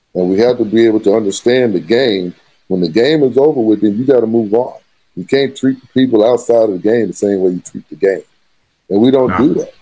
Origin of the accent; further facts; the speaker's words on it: San Angelo, Texas, United States; moved away as an adult; also born or lived in Plano, Texas / Arkansas; I am from San Angelo, Texas, born and raised